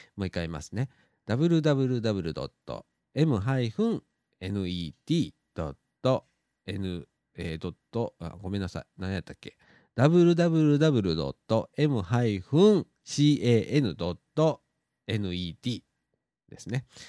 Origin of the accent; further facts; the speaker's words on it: Shirahama, Wakayama, Japan; moved away; 車でね、十分ぐらいで行けるんですよ、うちの実家から